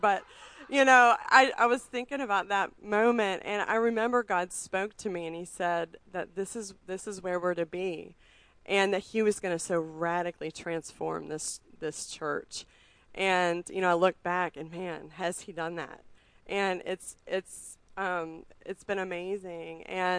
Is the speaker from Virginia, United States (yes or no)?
yes; Richmond, Virginia, United States; I mean, we moved here to Richmond 6.5 years ago. I mean, I grew up in Richmond, but moved away for a long time.